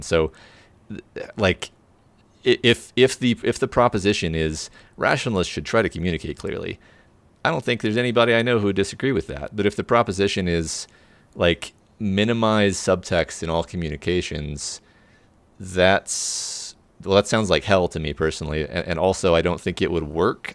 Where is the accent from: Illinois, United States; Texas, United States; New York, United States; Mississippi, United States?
Texas, United States; I'm super from Guestland, which is another name for Texas